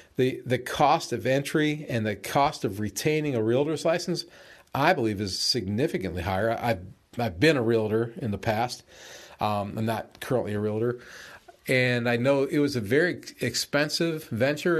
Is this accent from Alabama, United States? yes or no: yes; Alabama, United States; my home state, Alabama